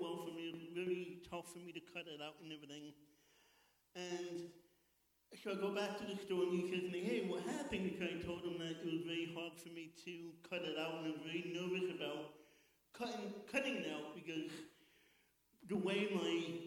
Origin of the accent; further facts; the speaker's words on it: New York City, New York, United States; I'm born and bred in Queens, New York.